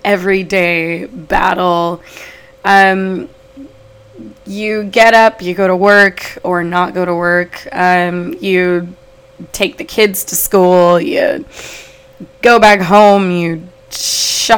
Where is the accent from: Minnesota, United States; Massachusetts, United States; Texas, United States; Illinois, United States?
Texas, United States; Houston; also born or lived in Los Angeles, California; I was born in LA. Moved to Houston when I was a young child. I grew up in Houston, Houston's Third Ward